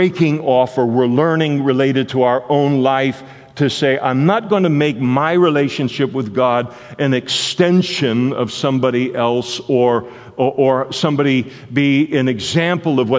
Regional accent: Henderson, Nevada, United States; I was born in Henderson, Nevada

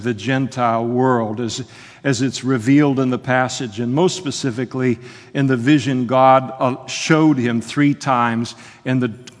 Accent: Napa, California, United States; When I grew up in Napa, California, they had a tannery that was located right on the river.

